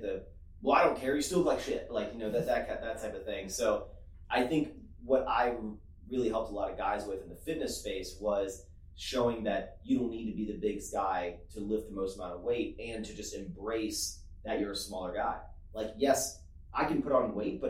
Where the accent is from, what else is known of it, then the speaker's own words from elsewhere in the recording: East Coast, United States; I come from East Coast